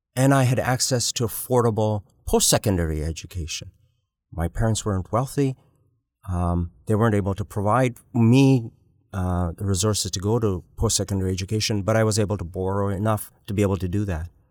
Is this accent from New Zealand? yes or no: no; Uganda; now in Canada; I was born in East Africa. I was born in Uganda.